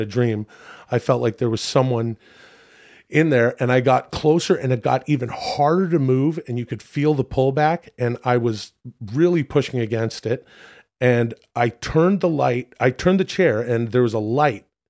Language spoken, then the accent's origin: English; Ladner, British Columbia, Canada; moved away; my hometown of Ladner